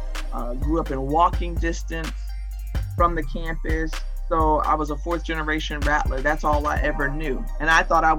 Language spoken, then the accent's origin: English; Tampa, Florida, United States; I enjoyed my time growing up here in Tampa.